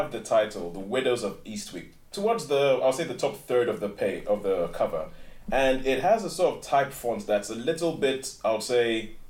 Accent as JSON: {"language": "English", "country": "Nigeria", "tie": "born or raised there", "moved": "yes", "said": "I grew up in Nigeria"}